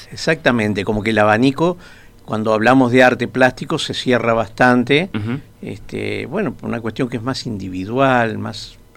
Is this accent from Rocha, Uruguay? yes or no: no; Montevideo, Uruguay; pero en realidad soy de Montevideo, este, nací en Montevideo.